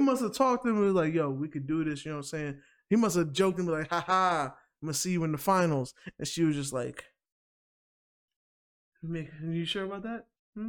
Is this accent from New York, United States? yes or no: yes; New York, United States; because you know, I'm a New Yorker.